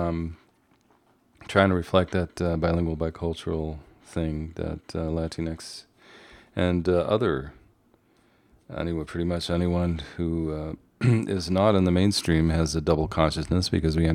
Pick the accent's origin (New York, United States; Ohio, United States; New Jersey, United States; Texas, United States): New York, United States; New York City; I'm here from the East Coast, from the Boogie Down